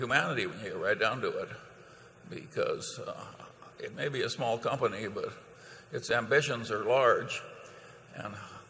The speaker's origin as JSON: {"language": "English", "town": "Omaha", "region": "Nebraska", "country": "United States", "tie": "born or raised there", "said": "Well, I was raised here in Omaha, and I well remember the 2-cent first-class stamp and the 5-cent hamburger."}